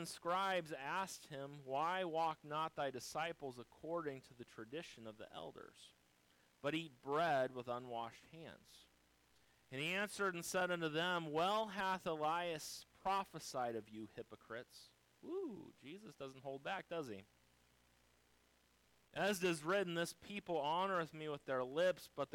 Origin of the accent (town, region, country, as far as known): United States